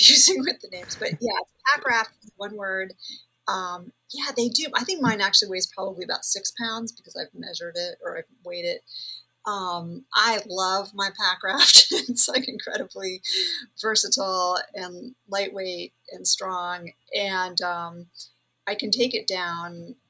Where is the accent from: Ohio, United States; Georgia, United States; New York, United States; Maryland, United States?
New York, United States; New York City; I did grow up in New York City